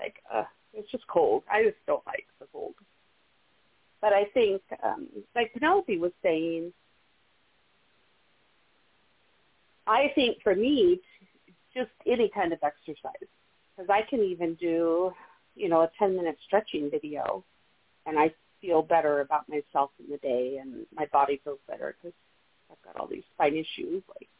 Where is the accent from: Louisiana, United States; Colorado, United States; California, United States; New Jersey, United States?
Colorado, United States; being from Colorado